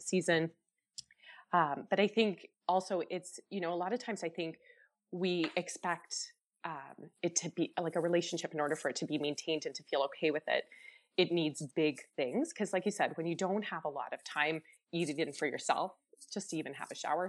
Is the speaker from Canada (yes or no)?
yes; Chatham, Ontario, Canada; I grew up in Chatham, Ontario, so really small community.